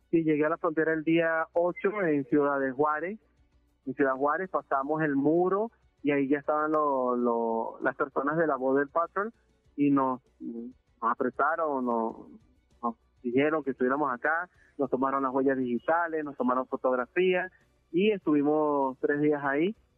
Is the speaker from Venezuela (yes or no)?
yes; Venezuela; moved away as an adult; also born or lived in Peru; now in Mexico City, Mexico; tuve que salir de Venezuela por el tema político